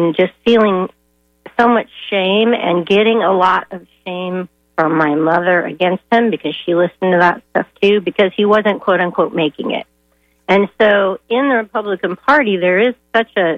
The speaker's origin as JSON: {"language": "English", "town": "Danville", "region": "Illinois", "country": "United States", "tie": "born or raised there", "moved": "yes", "lives_now": "St. Petersburg, United States", "said": "I grew up in Danville, Illinois, which is now considered one of the armpits of Illinois"}